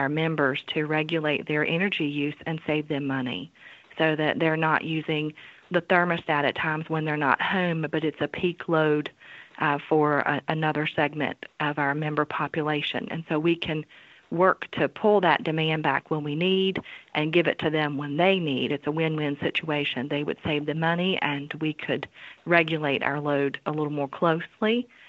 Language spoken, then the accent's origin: English; Virginia, United States; I sure am. Born and raised in Amherst County, which is a neighboring county for our headquarters here at Central Virginia Electric Cooperative.